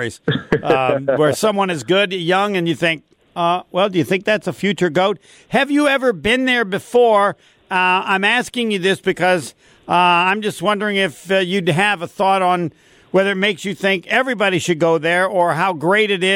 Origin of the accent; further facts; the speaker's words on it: South Bend, Indiana, United States; I'm from South Bend. Elkhart's about 15 miles away